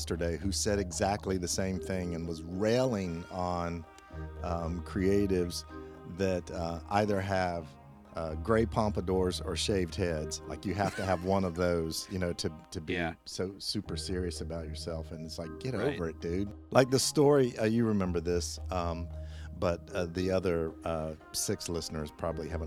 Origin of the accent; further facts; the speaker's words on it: the South, United States; I am from the South